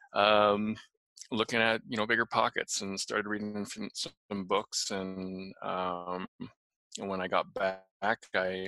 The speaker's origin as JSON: {"language": "English", "region": "Utah", "country": "United States", "moved": "yes", "lives_now": "Tulsa, United States", "said": "But I'm currently living in Tulsa, Oklahoma. Not from here. I'm from Utah"}